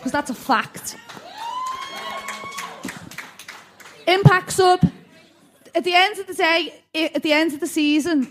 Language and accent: English; Liverpool, North West England, United Kingdom; I'm a Scouser